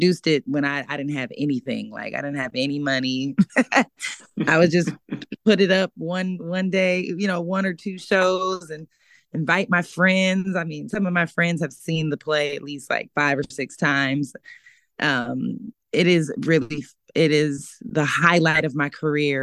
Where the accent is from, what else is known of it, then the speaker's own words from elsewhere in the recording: Sacramento, California, United States; moved away as an adult; now in Los Angeles, United States; I'm from Sacramento, California, originally. I was born and raised there.